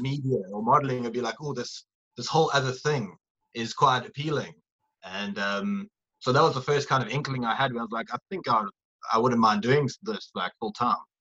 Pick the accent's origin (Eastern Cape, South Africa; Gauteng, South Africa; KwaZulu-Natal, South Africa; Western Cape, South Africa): KwaZulu-Natal, South Africa; Durban; Durban, where I'm from